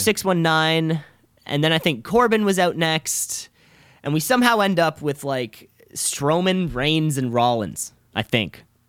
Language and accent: English; Canada; I am also a Canadian